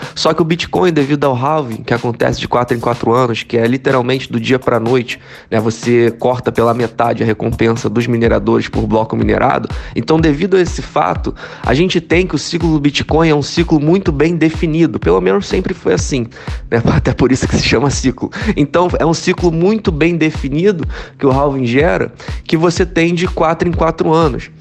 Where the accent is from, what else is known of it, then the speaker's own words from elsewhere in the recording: Rio de Janeiro, Brazil; sou natural do Rio de Janeiro